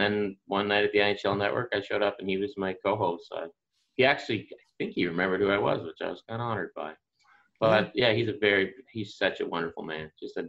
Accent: the Maritimes, Canada; accent: Maritime; Because I still had my Maritime accent was still pretty, really strong.

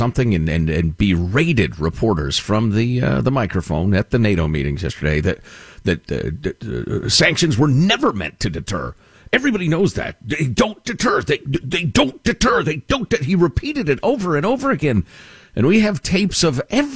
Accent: United States; As an American

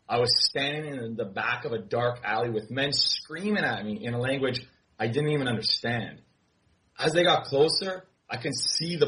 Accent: Canada; I'm Canadian. I'm Canadian

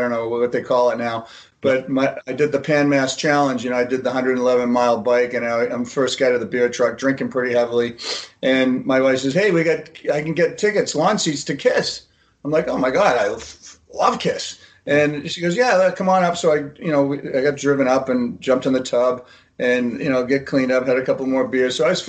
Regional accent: Haifa, Haifa District, Israel; born there; Listen, I was born in Haifa. You know, my mom was in a concentration camp.

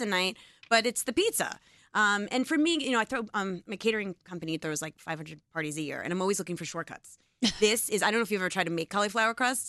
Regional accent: Long Island, New York, United States; I'm from Long Island.

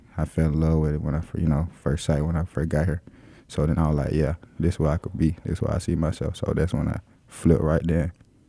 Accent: Waynesboro, Georgia, United States; So I'm originally from Waynesboro, Georgia, like Burke County.

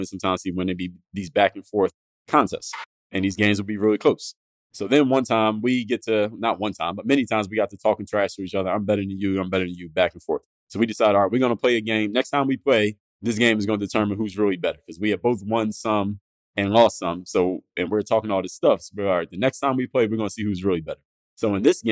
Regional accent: Philadelphia, Pennsylvania, United States; growing up in Philadelphia, my teen years

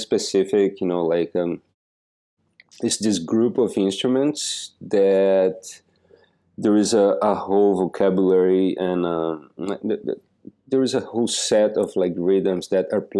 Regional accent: Joaçaba, Santa Catarina, Brazil; now in United States; I was born in this little city in the south of Brazil called Joaçaba

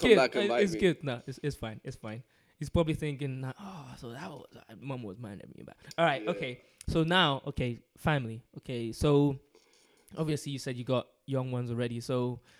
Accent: London, United Kingdom; now in Scotland; I'm from London. I grew up in London

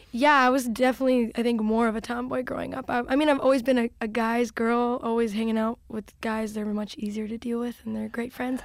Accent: Chicago, Illinois, United States; I was from Chicago

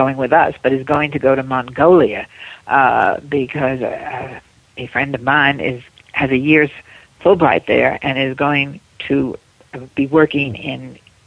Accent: Washington, District of Columbia, United States; moved away as an adult; I am from Washington.

